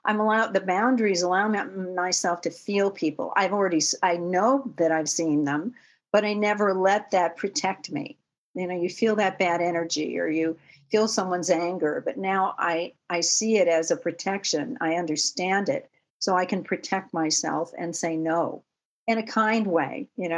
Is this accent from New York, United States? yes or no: yes; Manhattan, New York, United States; born there; I was born in Manhattan